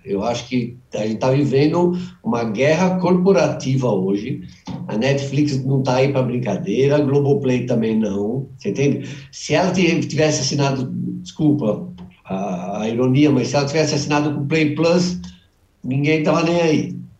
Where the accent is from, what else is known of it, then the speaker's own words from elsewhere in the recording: ABC, São Paulo, Brazil; minha conterrânea, que eu sou do ABC